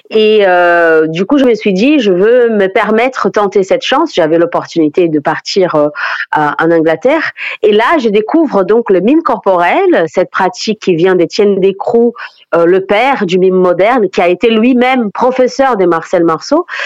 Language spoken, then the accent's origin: French; Brazil; French is a second language; moved away; je suis brésilienne.